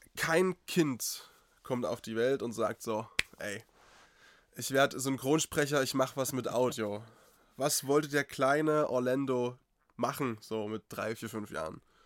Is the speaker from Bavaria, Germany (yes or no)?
no; Eastern Ore Mountains, Saxony, Germany; accent: Saxon; moved away; ich bin Sachse durch und durch. Ich bin zwischen Dresden und Tschechien geboren, äh, so, also im, im tiefsten Osterzgebirge.